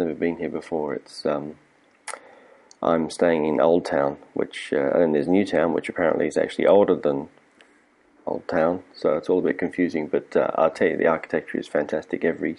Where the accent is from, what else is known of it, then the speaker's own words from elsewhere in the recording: Prague, Czechia; English is a second language; I am from Prague.